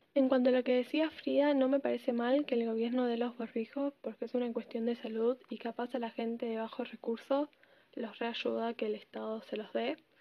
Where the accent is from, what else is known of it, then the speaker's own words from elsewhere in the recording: Argentina; también soy de Argentina